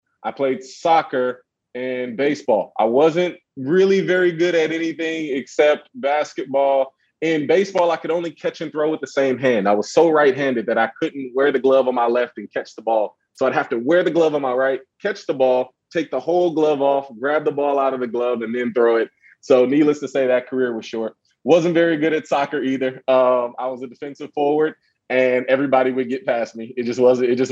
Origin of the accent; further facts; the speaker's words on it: Oakland, California, United States; also born or lived in New Orleans, Louisiana; I consider two places home, Oakland, California, and New Orleans, Louisiana